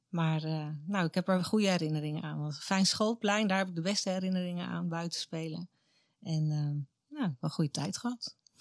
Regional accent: Katwijk, South Holland, Netherlands; moved away as an adult; Mijn wieg stond in Katwijk aan Zee. Daar ben ik geboren, getogen tot mijn achttiende

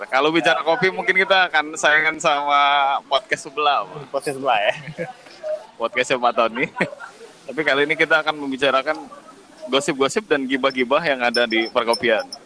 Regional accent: Palembang, South Sumatra, Indonesia; Kita akan membahas scoop karena kita orang Palembang.

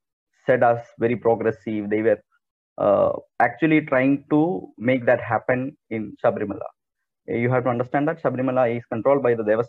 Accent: Kerala, India; I'm basically from Kerala

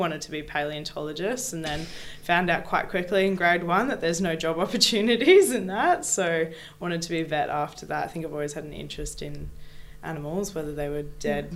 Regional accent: Gold Coast, Queensland, Australia; moved away as an adult; now in Perth, Australia; I'm from the Gold Coast. So I lived on the Gold Coast for 19 years and moved to Perth. Born and raised

